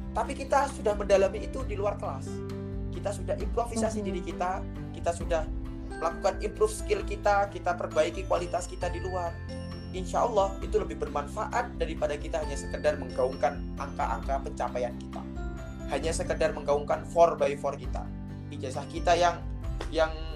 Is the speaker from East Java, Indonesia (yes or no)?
yes; East Java, Indonesia; moved away; Saya lahir dari sebuah kampung ya. Saya dari sebuah kampung, salah satu kabupaten di, di Jawa Timur